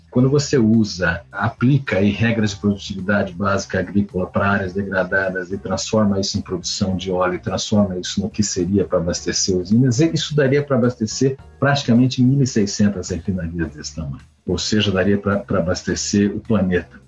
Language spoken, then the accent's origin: Portuguese; Brazil; como brasileiro